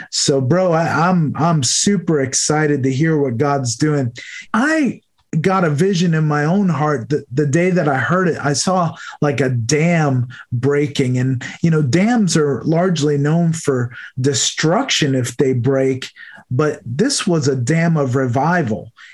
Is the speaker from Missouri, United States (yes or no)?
no; New York, United States; moved away as an adult; also born or lived in Delaware; I moved from New York, where I grew up, to Delaware